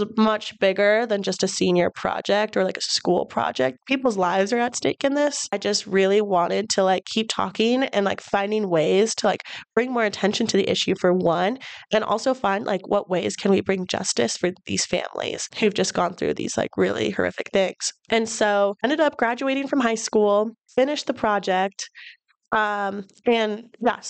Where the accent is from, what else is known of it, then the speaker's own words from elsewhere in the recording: Bozeman, Montana, United States; I was born and raised here in Bozeman, Montana.